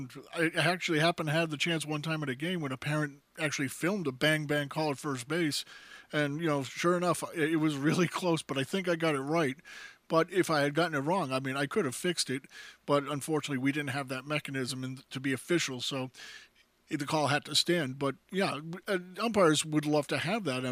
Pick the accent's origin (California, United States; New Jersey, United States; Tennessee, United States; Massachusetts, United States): Massachusetts, United States; Boston; growing up in Boston